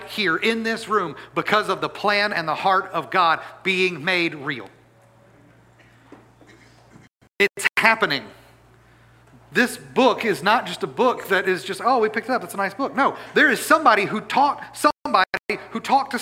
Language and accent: English; Natchitoches, Louisiana, United States; my hometown of Natchitoches, Louisiana